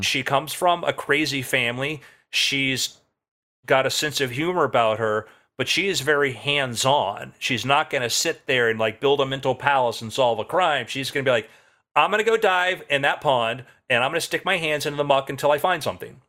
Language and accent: English; South Florida, United States; I grew up in South Florida